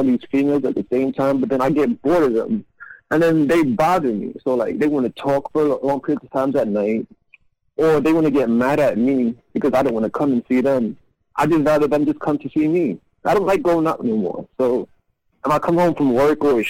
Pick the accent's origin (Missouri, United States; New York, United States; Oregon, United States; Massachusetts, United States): New York, United States; New York City; I'm from the Bronx